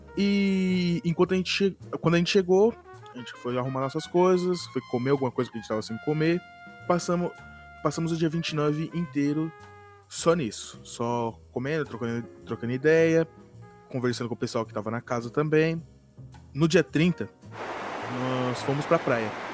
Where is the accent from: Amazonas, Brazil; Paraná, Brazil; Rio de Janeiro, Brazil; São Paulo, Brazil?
São Paulo, Brazil; tenho 22 anos, sou da zona sul de São Paulo